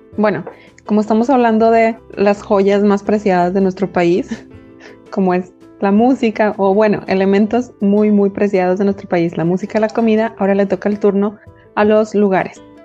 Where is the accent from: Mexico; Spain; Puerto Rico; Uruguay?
Mexico; nuestra identidad como mexicanos